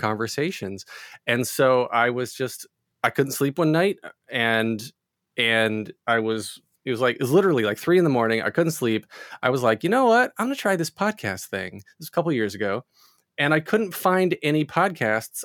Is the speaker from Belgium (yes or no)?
no; North Carolina, United States; I grew up in in North Carolina